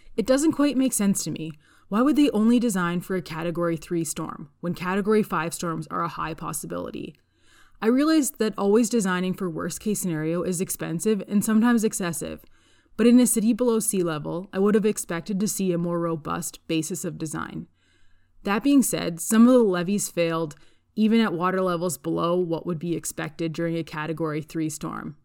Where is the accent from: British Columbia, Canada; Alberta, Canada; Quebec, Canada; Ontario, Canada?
Alberta, Canada; Calgary; I'm from Calgary, Alberta